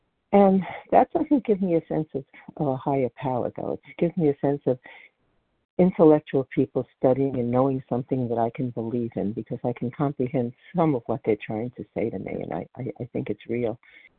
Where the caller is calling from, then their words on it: Colchester, Vermont, United States; I'm calling in from Colchester, Vermont.